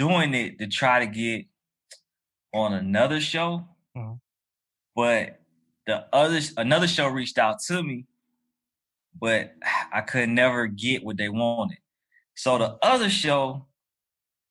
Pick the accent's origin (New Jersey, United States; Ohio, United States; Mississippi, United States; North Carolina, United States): North Carolina, United States; Durham; now in Atlanta, United States; Durham, North Carolina, where I'm from